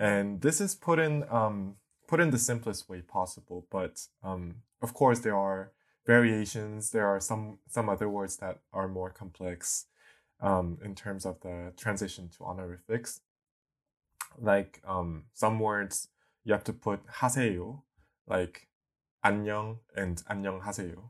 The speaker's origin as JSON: {"language": "English", "country": "South Korea", "moved": "as an adult", "lives_now": "Hong Kong", "said": "I am a twenty-six-year-old Korean guy"}